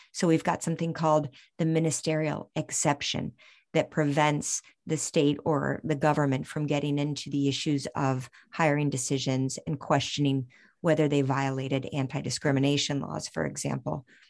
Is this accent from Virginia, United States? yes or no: yes; Virginia, United States; my home state, the Commonwealth of Virginia